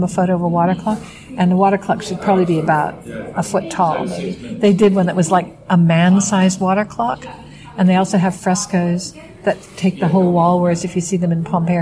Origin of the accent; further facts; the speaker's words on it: Bakersfield, California, United States; also born or lived in San Francisco; I grew up in Bakersfield, which is a dry, deserty part of California